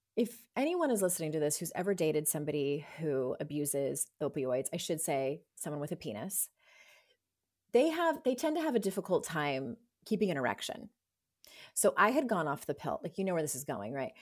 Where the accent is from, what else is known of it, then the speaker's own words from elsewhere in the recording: San Diego, California, United States; I'm from San Diego